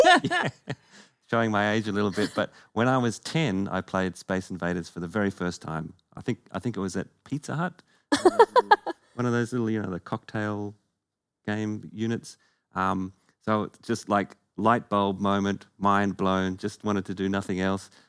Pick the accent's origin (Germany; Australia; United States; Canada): Australia; Perth, Western Australia; we are both from Perth